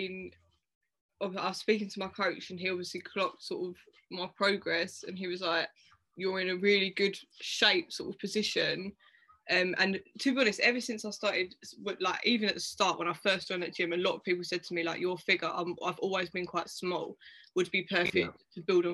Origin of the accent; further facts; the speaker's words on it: Dartford, South East England, United Kingdom; I'm from Dartford, which is in Kent